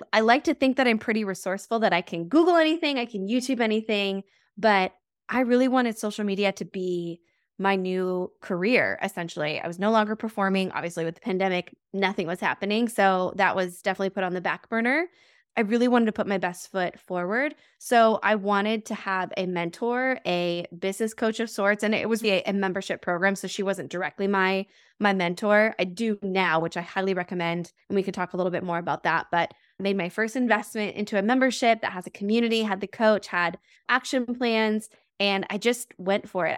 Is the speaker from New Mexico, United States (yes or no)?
yes; New Mexico, United States; moved away as an adult; now in Milwaukee, United States; I'm originally from New Mexico, moving out to the Midwest.